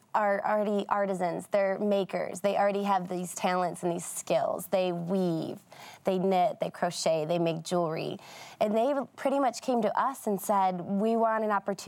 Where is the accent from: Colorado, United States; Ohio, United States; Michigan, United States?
Michigan, United States; Detroit; we grew up in Detroit